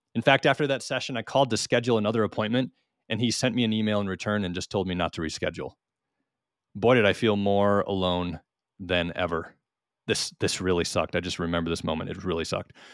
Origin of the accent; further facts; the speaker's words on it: Minnesota, United States; now in Missouri, United States; although we are from Minnesota, we are currently living on our homestead in the Ozark Mountains in south central Missouri